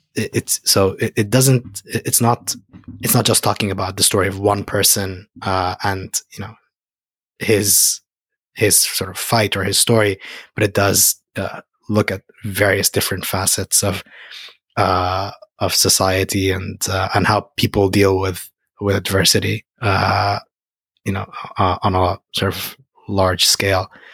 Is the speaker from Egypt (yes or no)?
yes; Egypt; moved away; I'm from Egypt.